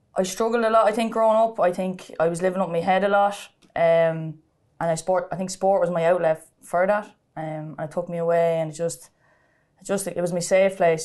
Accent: Sallins, County Kildare, Ireland; I'm from Salins, um, Saint Bridget's Terrace was where I grew up

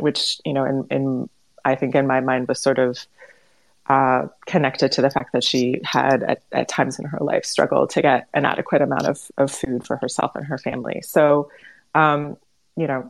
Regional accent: Cleveland, Ohio, United States; I grew up in Cleveland, Ohio, which actually has a pretty big Ukrainian community, in a largely sort of American environment

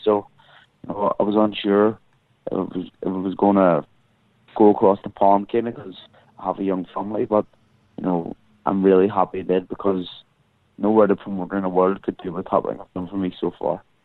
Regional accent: Ireland; as Irish people

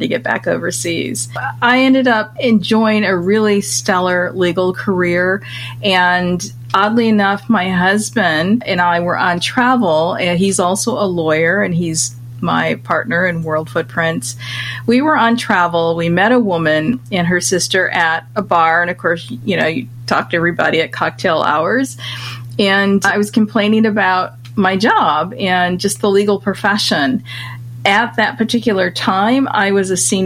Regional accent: Michigan, United States; moved away as an adult; also born or lived in London; my home state of Michigan, where I grew up as a kid

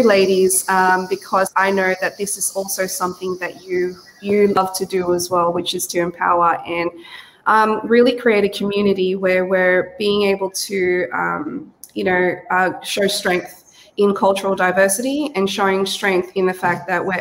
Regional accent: Australia; accent: Aussie; also born or lived in Cavite City, Philippines; born in the Philippines. So I was born in Cavite City, but I came here to Australia when I was five years old. So I was pretty much raised here.

